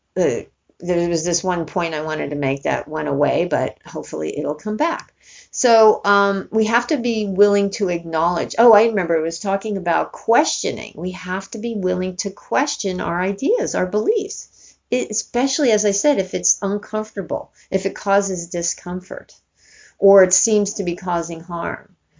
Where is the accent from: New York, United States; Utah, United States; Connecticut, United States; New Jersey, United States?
New York, United States; New York City; moved away as an adult; also born or lived in Northern California; I grew up in New York City and I moved to California when I was 18